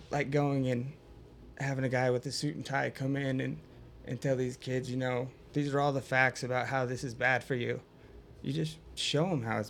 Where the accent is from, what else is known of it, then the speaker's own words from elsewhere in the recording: Idaho, United States; we're all from Idaho